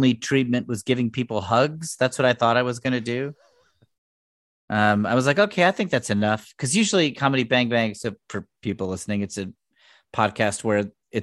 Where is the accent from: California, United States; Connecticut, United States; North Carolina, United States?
Connecticut, United States; I'm from Connecticut